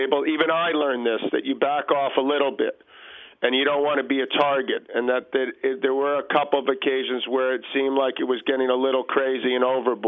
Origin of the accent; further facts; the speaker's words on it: New York City, New York, United States; I grew up in Queens, about 15 minutes from Shea Stadium.